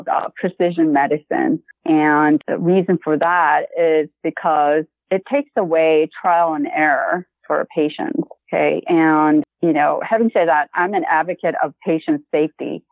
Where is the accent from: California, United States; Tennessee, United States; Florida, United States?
California, United States; South Bay; also born or lived in San Diego County; I transferred to South Bay location. That's my hometown.